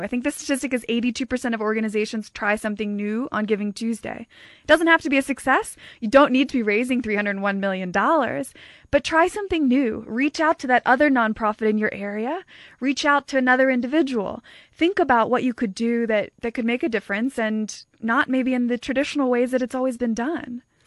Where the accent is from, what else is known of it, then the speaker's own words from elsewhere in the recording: United States; accent: American; moved away as an adult; now in South Africa; I am an American. I've been living in South Africa now for about five years